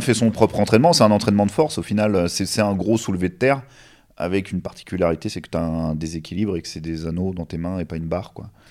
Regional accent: Normandy, France; je viens de Normandie

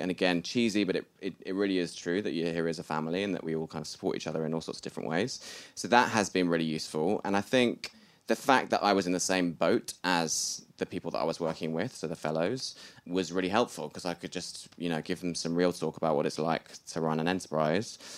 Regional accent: Bath, South West England, United Kingdom; I'm from Bath, and we just had pretty normal upbringings

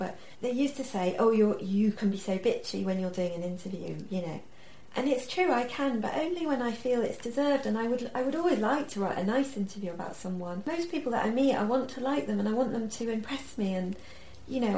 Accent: Sheffield, Yorkshire and the Humber, United Kingdom; growing up in Sheffield, I read the papers.

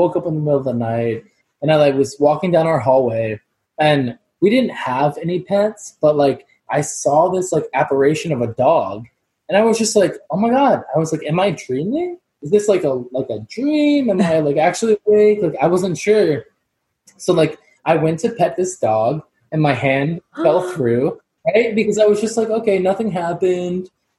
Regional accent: Jacksonville Beach, Florida, United States; Okay, so when I was younger, I'm from Jacksonville Beach, Florida.

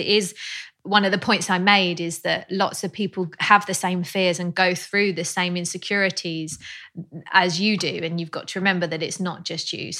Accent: Australia; accent: Australian

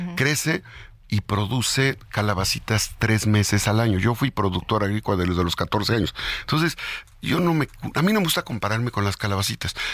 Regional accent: Puebla, Mexico; yo soy poblano

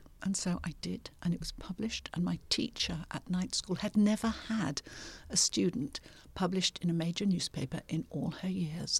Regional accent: Hunstanton, East of England, United Kingdom; But I grew up near the sea in Hunstanton

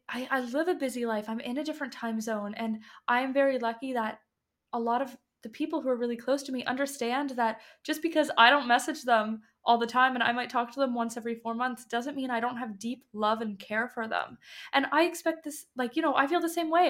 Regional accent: Canada; moved away as an adult; now in Copenhagen, Denmark; I am Canadian, but I'm living in Copenhagen

